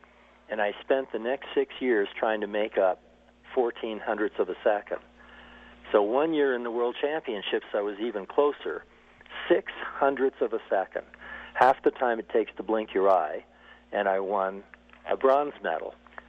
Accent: Burlington, Vermont, United States; moved away as an adult; also born or lived in Stowe, Vermont; now in Steamboat Springs, United States; I grew up in in Burlington. You know, this was in the 1950s

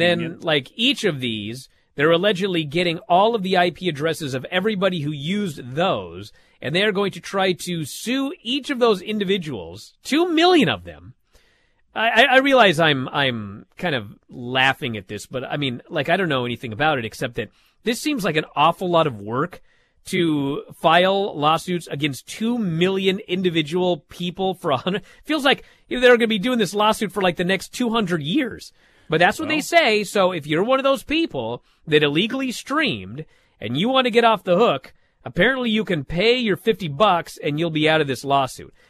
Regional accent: Washington, United States; my home state of Washington

